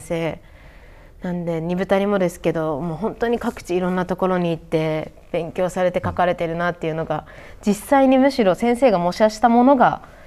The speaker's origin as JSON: {"language": "Japanese", "town": "Biratori", "region": "Hokkaido", "country": "Japan", "tie": "born or raised there", "said": "私はビラ取りで生まれ育ってて"}